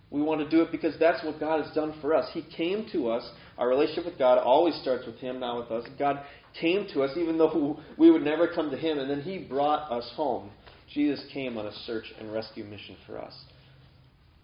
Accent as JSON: {"language": "English", "area": "near Chequamegon National Forest", "region": "Wisconsin", "country": "United States", "tie": "born or raised there", "said": "this is an actual place by my hometown. The Schwamigan National Forest"}